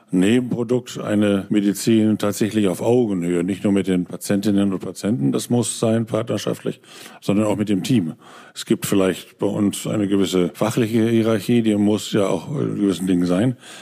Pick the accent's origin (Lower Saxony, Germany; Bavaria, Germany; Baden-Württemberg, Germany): Lower Saxony, Germany; Osnabrück; moved away as an adult; now in Berlin, Germany; in meiner Heimat Osnabrück